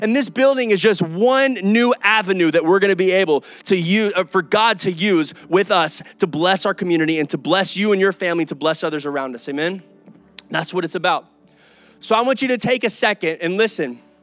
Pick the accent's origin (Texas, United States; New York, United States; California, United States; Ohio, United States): Texas, United States; Kyle; also born or lived in Oklahoma; I'm from Kyle